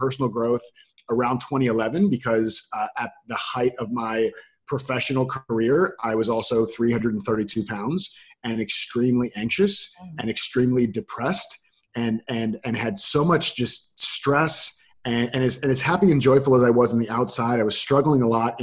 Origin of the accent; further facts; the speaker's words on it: Florida, United States; I grew up, I was born and raised in Florida.